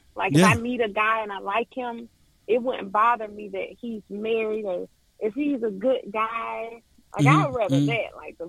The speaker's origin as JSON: {"language": "English", "town": "Guantanamo Bay", "region": "Guantánamo", "country": "Cuba", "tie": "born there", "said": "Yeah, I was born in Cuba. My father was in the military, so I was born there, and my little sister was born there."}